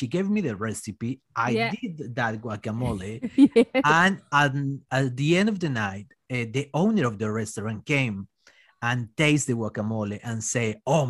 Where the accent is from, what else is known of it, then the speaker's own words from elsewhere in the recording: Colombia; English is a second language; moved away as an adult; now in Australia; I was just a little beautiful boy from Colombia